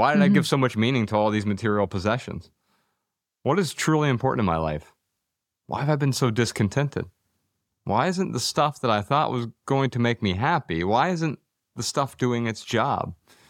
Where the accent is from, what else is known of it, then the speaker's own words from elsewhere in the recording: Dayton, Ohio, United States; born there; You know, I grew up really poor. I was born in Dayton, Ohio